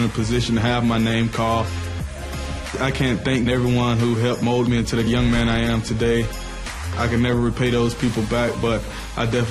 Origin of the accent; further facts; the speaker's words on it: Marshallville, Georgia, United States; I'm from Marshallville, Georgia, Macon County. Marshallville, Georgia is a very rural town in southwest Georgia